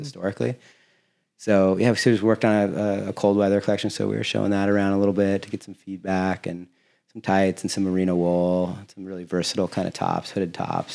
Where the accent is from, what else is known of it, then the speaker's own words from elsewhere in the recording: Laguna Beach, California, United States; I'm from Laguna Beach